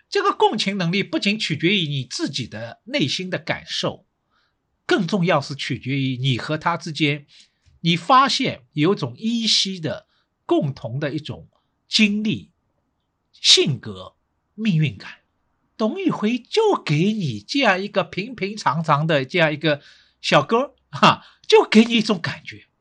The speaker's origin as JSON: {"language": "Chinese", "region": "Shanghai", "country": "China", "said": "因为呢，我是上海人"}